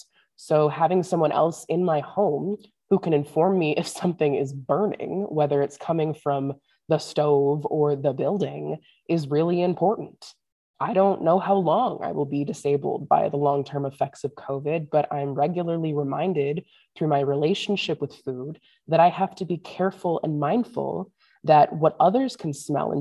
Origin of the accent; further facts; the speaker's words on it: St. Louis, Missouri, United States; now in northern Minnesota, United States; growing up in St. Louis